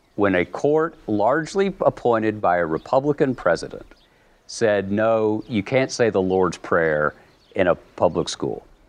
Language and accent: English; the American South, United States; I'm a boringly heterosexual white Southern male Episcopalian